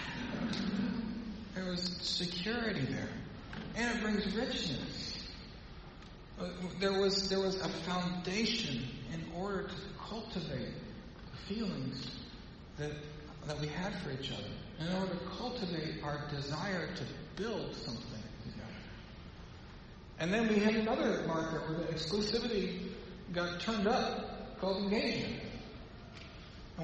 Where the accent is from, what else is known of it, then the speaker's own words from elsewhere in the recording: Mid-South, United States; I like to say Baal because I grew up in the Mid-South, and that's how we talk